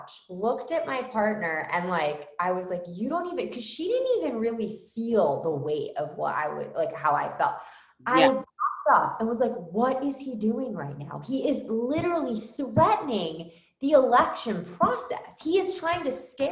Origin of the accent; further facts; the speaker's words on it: Philadelphia, Pennsylvania, United States; moved away as an adult; now in Canada; I'm Irish, Catholic, from Philadelphia, originally, that's where I was born.